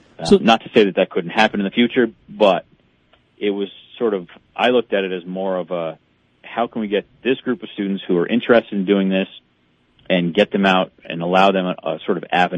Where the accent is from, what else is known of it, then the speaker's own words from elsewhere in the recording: Connecticut, United States; now in Bemidji, United States; I came from Connecticut where, you know, where they don't necessarily have the same outlook on hunting and fishing and stuff like that.